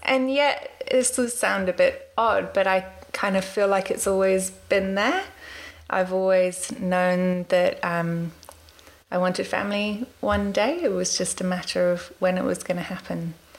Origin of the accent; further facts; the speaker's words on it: Washington, District of Columbia, United States; also born or lived in London; now in New Zealand; a bit about me. So I was born in London, and we moved to Washington, D.C. when I was 8 and moved out here to New Zealand in 2004.